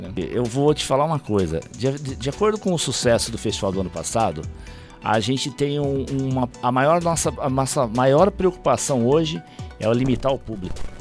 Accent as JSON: {"language": "Portuguese", "town": "Ribeirão Pires", "region": "São Paulo", "country": "Brazil", "said": "eu como sou de Ribeirão"}